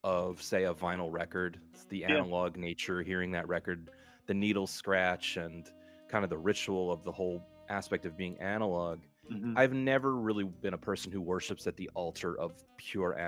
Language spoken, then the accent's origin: English; Delaware, United States; moved away; also born or lived in California; even though I'm from Delaware